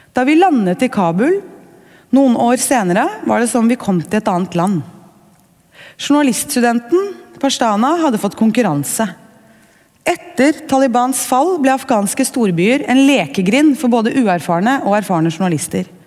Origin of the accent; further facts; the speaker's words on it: Norway; Som nordmenn